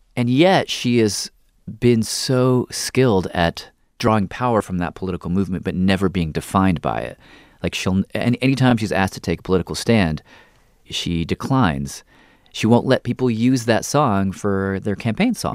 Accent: Nashville, Tennessee, United States; moved away; I grew up in Tennessee, so I grew up in the South

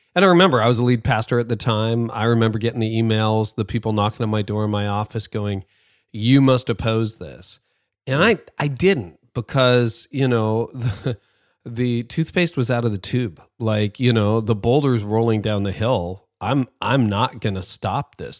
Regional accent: Canada; as a Canadian

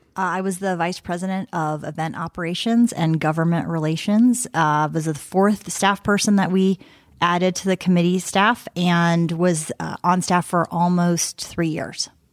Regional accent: South Bend, Indiana, United States; moved away as an adult; also born or lived in Bloomington, Indiana / Washington, D.C.; I'm the Northern Indiana representative here today, so I grew up in South Bend

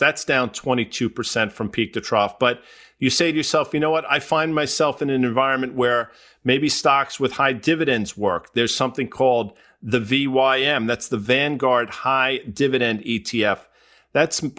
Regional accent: the New York area, United States; Growing up in the New York area, I'm a lifelong New York Ranger fan

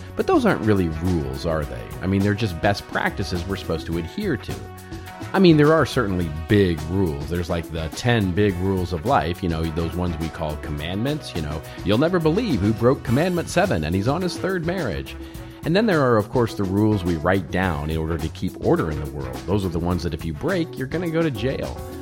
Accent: Dallas, Texas, United States; moved away; I grew up in Dallas

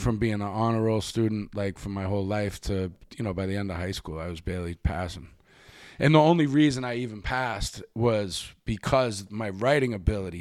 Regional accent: Boston, Massachusetts, United States; also born or lived in New York; now in Los Angeles, United States; the neighborhood that I grew up in in Dorchester

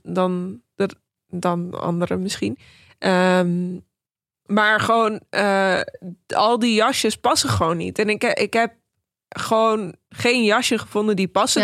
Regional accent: Netherlands; also born or lived in New York; ik ben Nederlands, maar ook Iraans

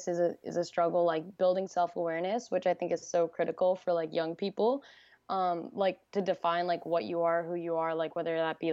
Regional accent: New Jersey, United States; moved away as an adult; I'm from New Jersey

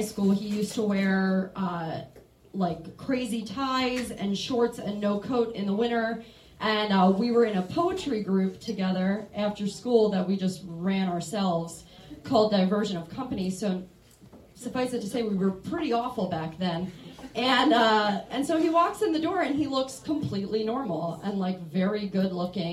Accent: Maryland, United States; moved away as an adult; now in Chicago, United States; I'm from Maryland, and I moved to Chicago like 7 years ago, 6 years ago

